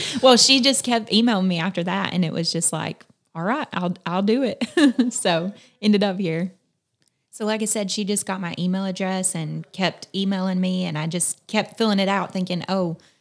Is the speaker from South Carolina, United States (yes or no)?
yes; South Carolina, United States; moved away as an adult; now in Eastern Kentucky, United States; I'm from South Carolina. Mm-hmm. So I grew up in the foothills of the Appalachian Mountains